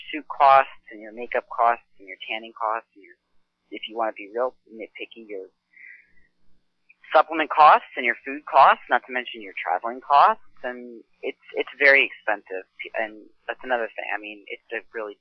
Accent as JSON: {"language": "English", "town": "Lenhartsville", "region": "Pennsylvania", "country": "United States", "tie": "born or raised there", "said": "I grew up in a farm in called Lenhartsville, Pennsylvania"}